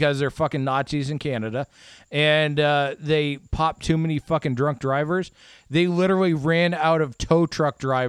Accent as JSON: {"language": "English", "region": "Iowa", "country": "United States", "tie": "born or raised there", "said": "I grew up in Iowa."}